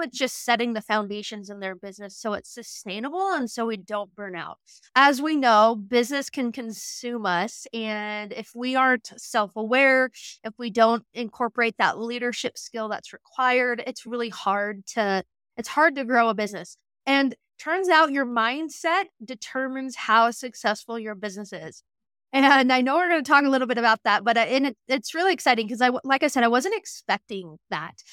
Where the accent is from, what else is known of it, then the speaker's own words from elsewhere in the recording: Western Montana, United States; also born or lived in Lewistown, Montana; I grew up in Western Montana on a ranch